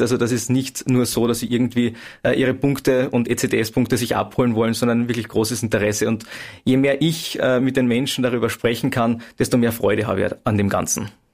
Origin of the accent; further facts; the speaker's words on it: Klagenfurt, Carinthia, Austria; in Klagenfurt. Zum einen, weil es meine Heimatstadt ist